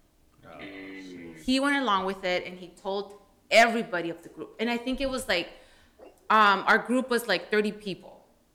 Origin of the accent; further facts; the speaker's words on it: California, United States; also born or lived in Washington; as a Chicana, we don't let ourselves, like, we're from Cali.